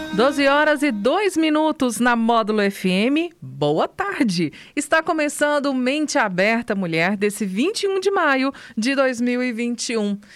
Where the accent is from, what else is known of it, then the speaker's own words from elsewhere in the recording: São João da Serra Negra, Minas Gerais, Brazil; minha terrinha, né, São João da Serra Negra